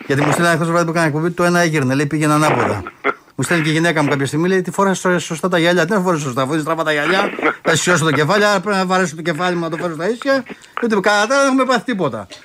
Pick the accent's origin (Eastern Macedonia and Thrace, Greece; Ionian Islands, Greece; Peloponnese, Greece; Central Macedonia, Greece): Peloponnese, Greece; Kalamata; εκεί είμαι και από την Καλαμάτα.